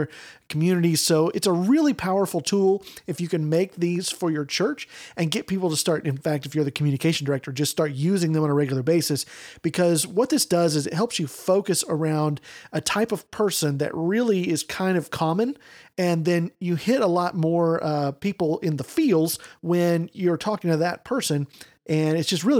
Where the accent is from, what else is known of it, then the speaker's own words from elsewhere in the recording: East Texas, United States; also born or lived in Dallas-Fort Worth, Texas; I grew up in East Texas, which is like forest